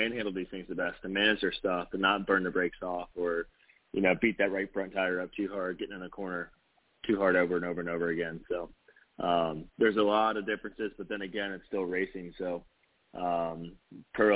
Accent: West Virginia, United States; my home state

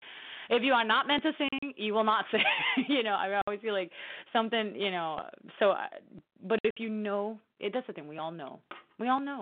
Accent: New Orleans, Louisiana, United States; here in New Orleans, in my hometown

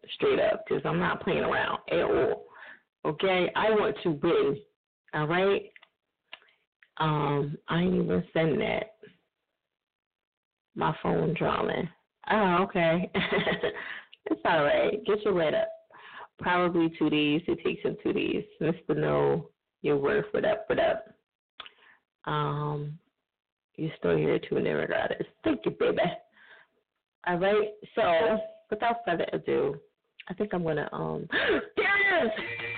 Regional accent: New Jersey, United States; For those who don't know, I'm from Jersey. So can't you tell by the lingo that I say?

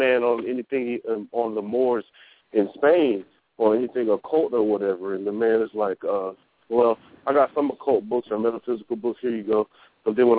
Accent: the South, United States; I'm in the South. I'm from the South

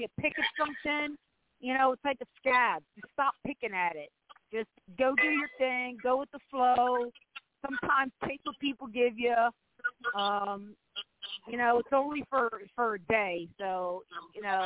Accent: Baltimore, Maryland, United States; I'm from Baltimore

